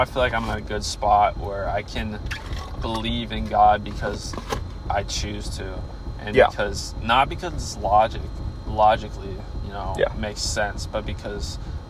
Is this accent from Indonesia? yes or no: no; United States; me being Christian I'm only Christian because I was born in the United States.